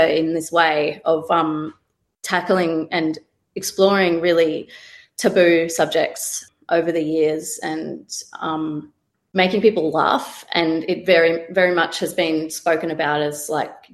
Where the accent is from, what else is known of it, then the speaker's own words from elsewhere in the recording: Melbourne, Victoria, Australia; I grew up in Naam, Melbourne.